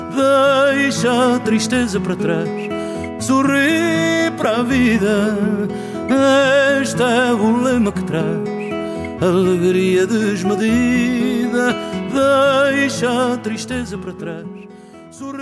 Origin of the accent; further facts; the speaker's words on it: Lisbon, Portugal; moved away as an adult; now in Alentejo, Portugal; é a minha cidade, portanto, mas, e foi a cidade onde eu nasci